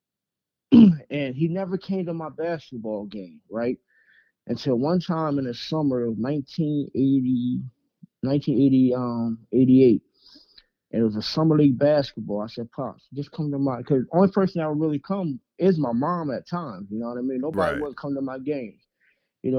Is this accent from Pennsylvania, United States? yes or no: no; Beverly, New Jersey, United States; I'm originally from Beverly, New Jersey, aka Dodge City